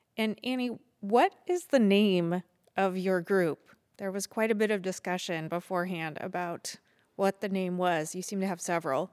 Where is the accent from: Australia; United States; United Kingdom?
United States; East Lansing, Michigan; I'm 17 and I'm from East Lansing, Michigan